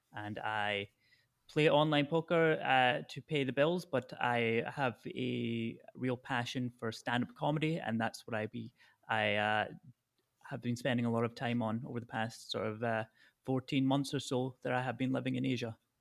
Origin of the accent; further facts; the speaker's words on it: Falkirk, Scotland, United Kingdom; moved away as an adult; also born or lived in Thailand; now in Hanoi, Vietnam; I grew up in the Falkirk area of Scotland